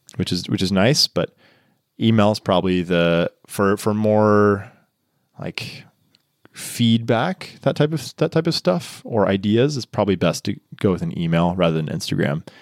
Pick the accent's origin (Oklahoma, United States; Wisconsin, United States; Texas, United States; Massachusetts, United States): Texas, United States; moved away as an adult; now in Niseko, Japan; growing up in Texas